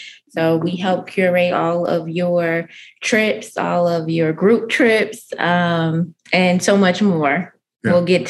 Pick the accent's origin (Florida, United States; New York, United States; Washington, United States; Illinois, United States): Illinois, United States; Chicago; moved away as an adult; now in Atlanta, United States; I'm from Chicago originally. And he's from South Carolina originally. Yep. And we met in Chicago. We moved to Atlanta 12 years ago.